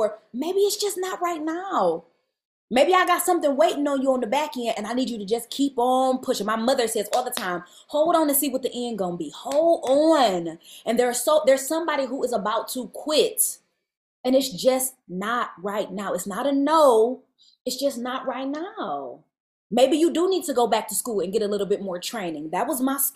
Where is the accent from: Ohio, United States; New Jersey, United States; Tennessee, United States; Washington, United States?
Ohio, United States; Cleveland; moved away; tour into my hometown and play Cleveland